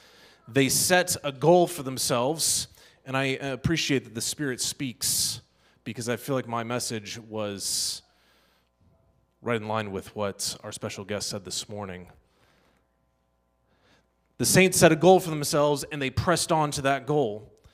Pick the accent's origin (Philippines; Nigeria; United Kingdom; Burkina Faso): Burkina Faso; Dedougou, Boucle du Mouhoun; That's because I grew up in the Sahel region of West Africa.